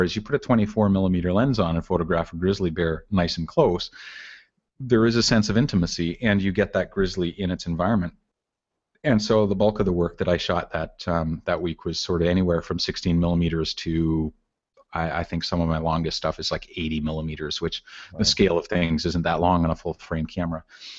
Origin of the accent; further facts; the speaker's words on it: Canada; to me as a Canadian, it's not a, you know, say it won't have any words, so it's not going to be a nationalistic tribute to my country, but right. Just as, I mean, I grew up in the wilds of Canada